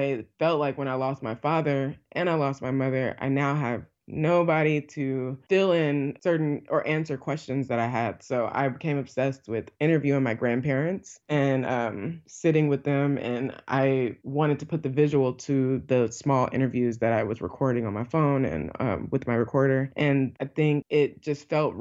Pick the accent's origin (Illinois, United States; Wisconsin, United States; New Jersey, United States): Illinois, United States; also born or lived in Alabama; after my mother passed away, I moved from Alabama to Illinois, and that's where I was raised in like my formative younger years